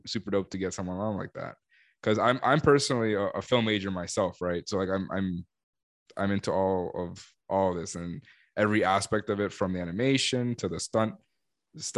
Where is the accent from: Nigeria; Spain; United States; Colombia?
Colombia; Cali, Valle del Cauca; moved away; I'm from Cali